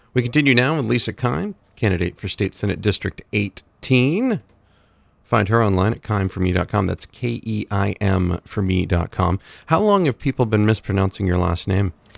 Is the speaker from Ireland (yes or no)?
no; Dixfield, Maine, United States; I grew up on Hull Hill